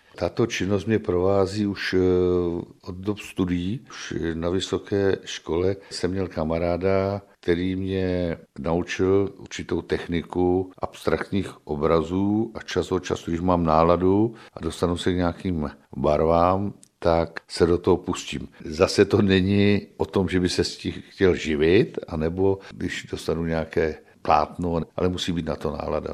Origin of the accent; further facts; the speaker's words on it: Strakonice, South Bohemian Region, Czechia; also born or lived in Plzeň; já jsem původem z Jinína, vesničky od Strakonic, narodil jsem se ve Strakonicích a, a vlastně tady jsem strávil celé dětství i mládí.